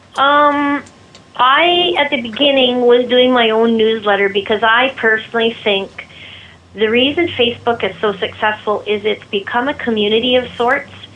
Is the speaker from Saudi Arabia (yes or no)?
no; Red Deer, Alberta, Canada; I'm one of the few that's actually born and raised in Red Deer that's still here.